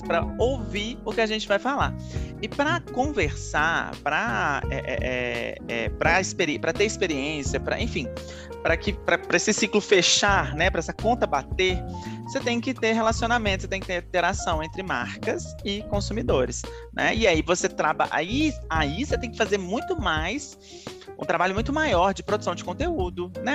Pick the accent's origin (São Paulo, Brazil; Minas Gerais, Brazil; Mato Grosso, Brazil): Minas Gerais, Brazil; eu sou mineiro falo muito trem